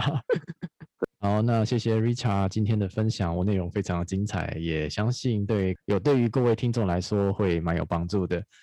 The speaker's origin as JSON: {"language": "Chinese", "country": "Taiwan", "said": "在台湾生活，我觉得蛮高兴"}